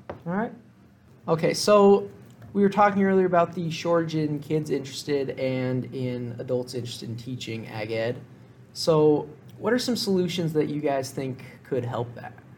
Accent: Gallatin County, Montana, United States; we're from the Gallatin County

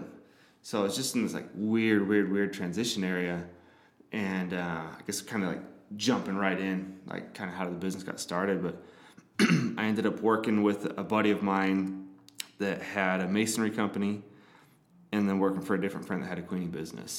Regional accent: Modesto, California, United States; moved away as an adult; now in Utah, United States; I grew up in Northern California, up in the Central Valley, up in Modesto

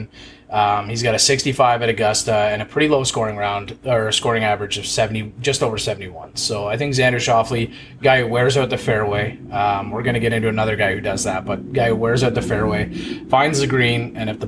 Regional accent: Canada; as a Canadian

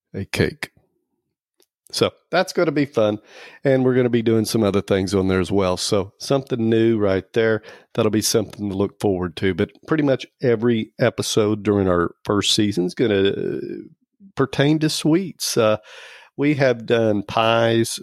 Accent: Oklahoma, United States; I'm from Oklahoma. And, um, I'm an Okie

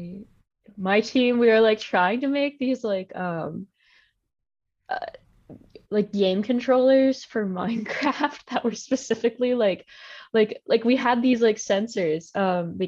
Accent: Virginia, United States; moved away as an adult; Like I'm from Virginia, and I was basically in my basement in Virginia the entire year.

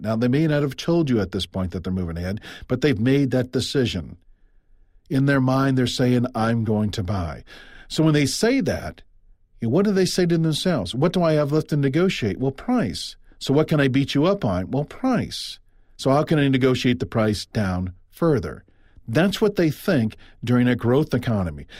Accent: Midwest, United States; also born or lived in Iowa; I'm from the Midwest. I live in Iowa

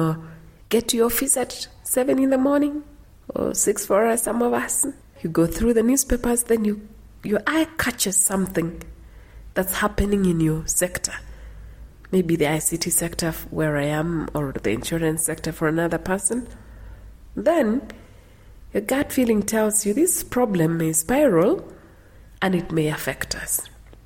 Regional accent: Cherangany Hills, Elgeyo-Marakwet County, Kenya; moved away; growing up in Elgeyo Marakwet in the Cherangany Hills

